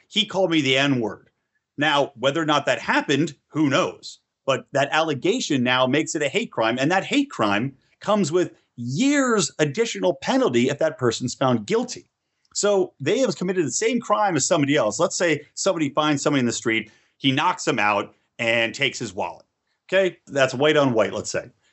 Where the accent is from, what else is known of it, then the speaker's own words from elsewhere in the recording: California, United States; in my home state of California